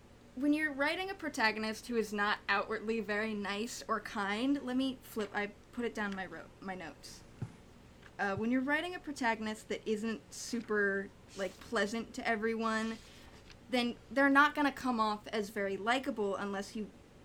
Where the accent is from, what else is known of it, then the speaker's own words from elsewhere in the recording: United States; I'm ugly American, don't watch anime super a lot.